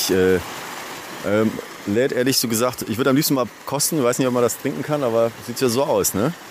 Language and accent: German; North Rhine-Westphalia, Germany; ich bin aus NRW und äh, ja, ich genieße das wirklich hier in Bayern.